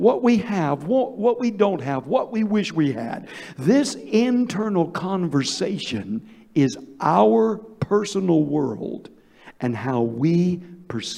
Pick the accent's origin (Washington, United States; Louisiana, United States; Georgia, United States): Georgia, United States; I'm from Georgia. We've got what you call sweet tea